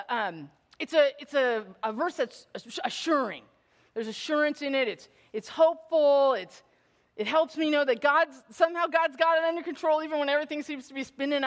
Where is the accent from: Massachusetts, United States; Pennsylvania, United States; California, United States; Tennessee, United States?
California, United States; Bay Area; I grew up in the Bay Area.